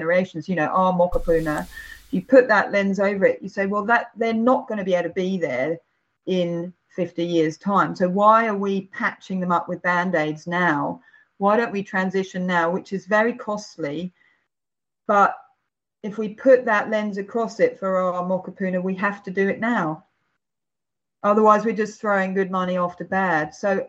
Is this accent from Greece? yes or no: yes; Crete, Greece; also born or lived in England; Well, actually, my dad's Greek, so I'm from Crete as well as England, and this is pretty much played all throughout my childhood.